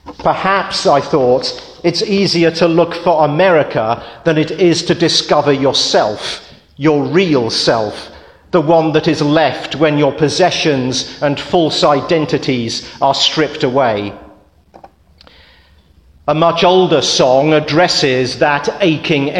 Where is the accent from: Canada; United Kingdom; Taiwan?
United Kingdom; When I was a child growing up outside London